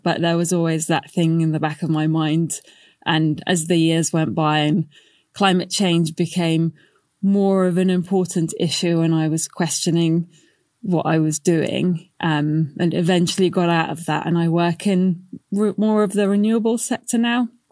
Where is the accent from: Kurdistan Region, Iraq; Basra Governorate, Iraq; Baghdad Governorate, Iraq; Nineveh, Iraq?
Baghdad Governorate, Iraq; Baghdad; moved away; I'm from Iraq originally. I was born in Baghdad, and I remember having power cuts as a kid.